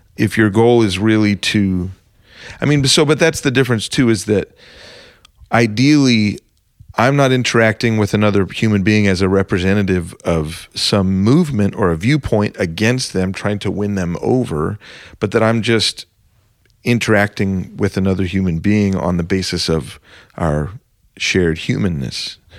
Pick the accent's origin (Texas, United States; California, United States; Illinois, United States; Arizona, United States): Arizona, United States; I'm from Arizona